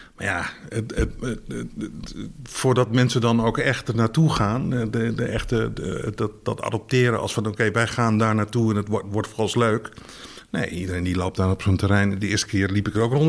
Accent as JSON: {"language": "Dutch", "region": "Groningen area", "country": "Netherlands", "said": "ik kom uit Groningen, eh, uit de omgeving van Groningen."}